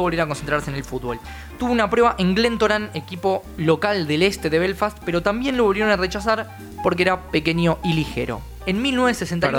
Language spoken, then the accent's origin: Spanish; Argentina; nosotros como argentinos